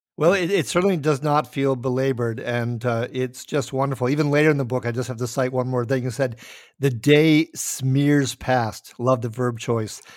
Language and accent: English; Minnesota, United States; also born or lived in Minot, North Dakota; I'm from Minnesota, sometimes called East Dakota.